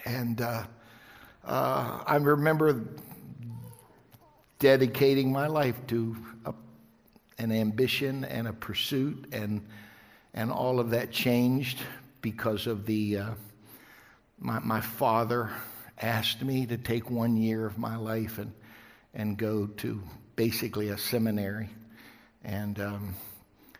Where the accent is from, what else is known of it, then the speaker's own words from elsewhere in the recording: West Virginia, United States; I was raised in West Virginia. I was a hillbilly kid